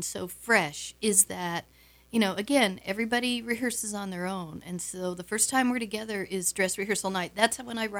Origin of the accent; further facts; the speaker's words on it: Wisconsin, United States; I'm a Wisconsin mam